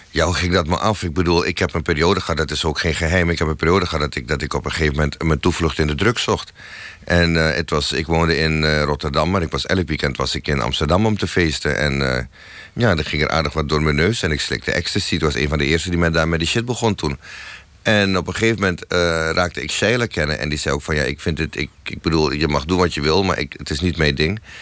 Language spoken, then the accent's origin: Dutch; Suriname; moved away as an adult; now in Netherlands; ik kwam uit Suriname